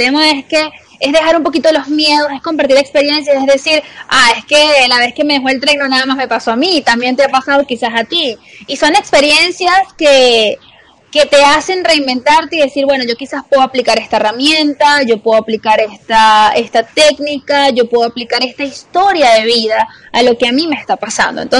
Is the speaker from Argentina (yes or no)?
no; Venezuela; las dos somos de Venezuela, pero estamos en diferentes países